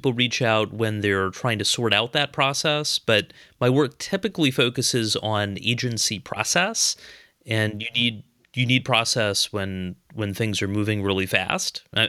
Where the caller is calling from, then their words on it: Raleigh, North Carolina, United States; I am in Raleigh, North Carolina.